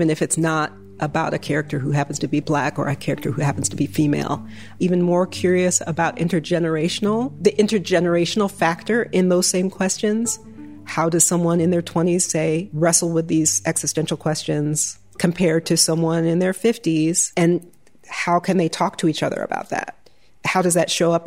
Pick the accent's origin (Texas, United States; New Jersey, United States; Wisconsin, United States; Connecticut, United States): Connecticut, United States; moved away as an adult; now in Chicago, United States; I grew up on the East Coast in Connecticut in a small town